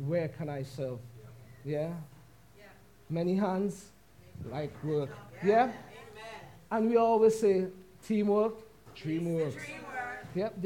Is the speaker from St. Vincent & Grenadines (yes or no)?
yes; St. Vincent & Grenadines; moved away; we are both from St. Vincent and the Grenadines